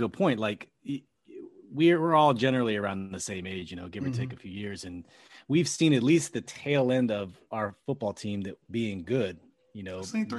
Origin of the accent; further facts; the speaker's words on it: Alexandria, Virginia, United States; now in Silver Spring, United States; I'm from the D. I'm from Northern Virginia. I'm from Alexandria. I'm living in Silver Spring now, but I'm not too far from you.